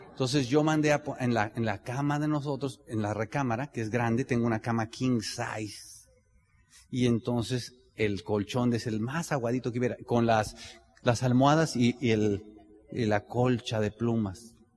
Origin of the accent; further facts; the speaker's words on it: Tenancingo, Mexico; yo soy de Tenancingo